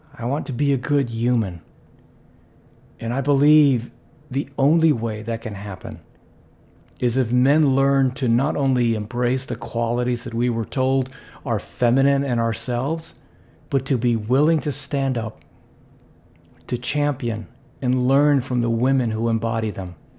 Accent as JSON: {"language": "English", "country": "Philippines", "tie": "born or raised there", "said": "growing up in the Philippines"}